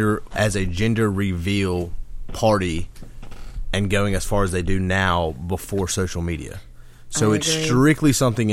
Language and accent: English; South Alabama, United States; I am from right here in South Alabama.